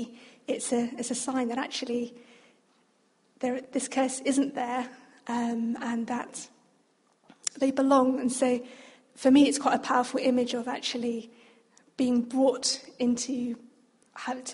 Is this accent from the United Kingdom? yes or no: yes; United Kingdom; also born or lived in Oxford / Australia; I was born in the UK, but having both a Chinese and a Vietnamese background